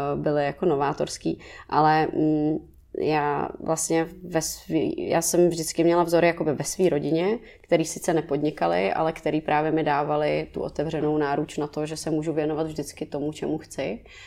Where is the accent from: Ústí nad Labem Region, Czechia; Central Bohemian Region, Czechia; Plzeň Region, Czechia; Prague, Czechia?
Prague, Czechia; jsem z Letný